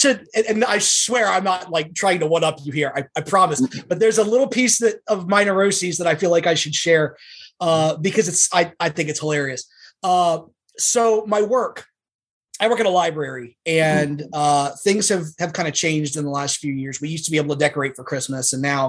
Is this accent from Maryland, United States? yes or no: yes; Maryland, United States; Southern Maryland.